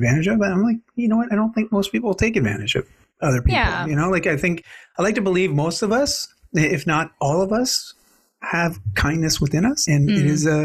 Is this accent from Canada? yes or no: yes; Canada